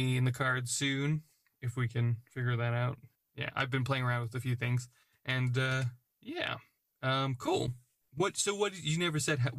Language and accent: English; United States; I'm American but... in an English culture.